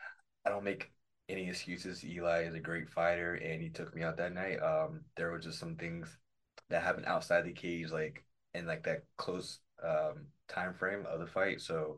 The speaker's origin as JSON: {"language": "English", "town": "Orlando", "region": "Florida", "country": "United States", "tie": "born or raised there", "said": "Born and raised in Orlando, Florida."}